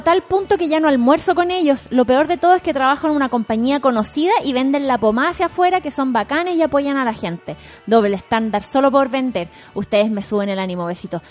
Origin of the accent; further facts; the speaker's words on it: Viña del Mar, Valparaíso, Chile; yo fui a colegio privado, vengo de Reñaca